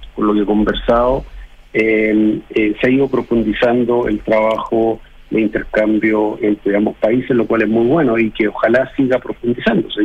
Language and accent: Spanish; Chile; nosotros somos chilenos